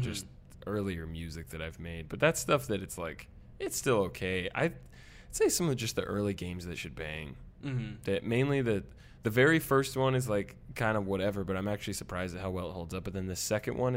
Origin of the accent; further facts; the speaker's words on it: Midwest, United States; accent: Midwestern; my like Midwestern accent definitely comes out, which I didn't even think I had one